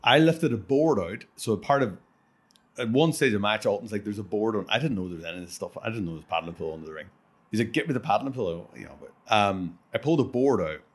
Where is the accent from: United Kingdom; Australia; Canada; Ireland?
Ireland; I'm from Ireland